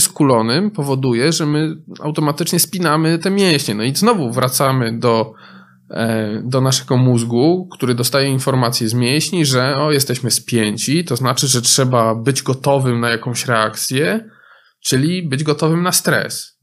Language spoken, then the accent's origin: Polish; Poland; W innych częściach Polski, z których ja pochodzę z innych części Polski